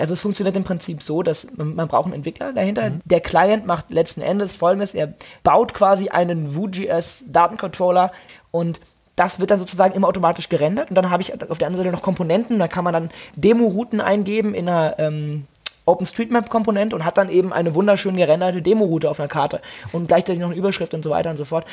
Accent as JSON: {"language": "German", "town": "Mainz", "region": "Rhineland-Palatinate", "country": "Germany", "tie": "born or raised there", "said": "Also ich bin ja auch in Mainz aufgewachsen"}